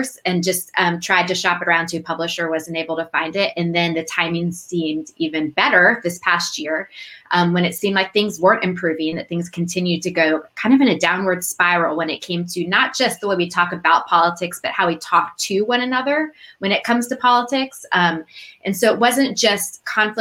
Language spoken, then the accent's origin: English; United States; I grew up just outside Washington, D.C.